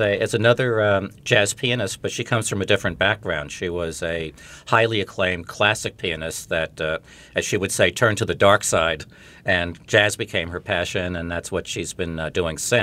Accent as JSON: {"language": "English", "town": "Glen Cove", "region": "New York", "country": "United States", "tie": "born or raised there", "said": "I grew up in Glen Cove, New York, not far from the campus here"}